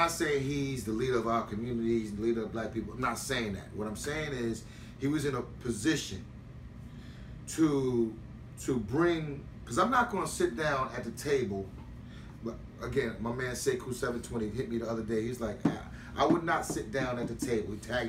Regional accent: New York City, New York, United States; I'm from Queens. I'm from South Jamaica, man. We had white kids in South Jamaica, in South Ozone Park, in Rosedale.

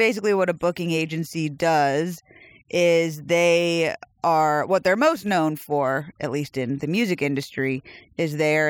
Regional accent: South Carolina, United States; also born or lived in Arizona / Massachusetts / New York; now in Tennessee, United States; No, I was in South Carolina. I was born in North Carolina.

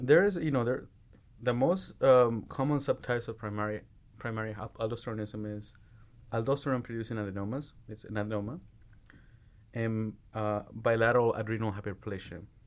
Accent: Mexico; born or raised there; moved away as an adult; also born or lived in Jalisco; now in United States

